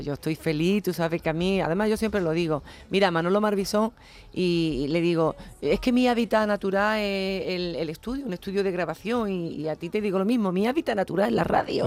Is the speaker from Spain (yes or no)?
yes; Jerez de la Frontera, Andalusia, Spain; a mi tierra, a Jerez